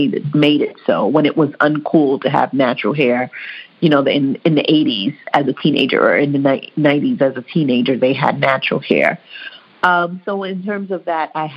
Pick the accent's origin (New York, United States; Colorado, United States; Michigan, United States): New York, United States; New York City; also born or lived in Haiti / Queens, New York; I was born in Haiti, so I am an immigrant to the United States. I came here when I was four, and the first neighborhood I moved to was called Bushwick in Brooklyn, New York.